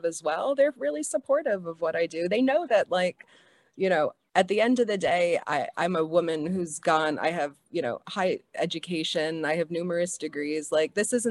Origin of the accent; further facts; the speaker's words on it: New York City, New York, United States; moved away as an adult; now in Hawaii, United States; I was born and raised in Staten Island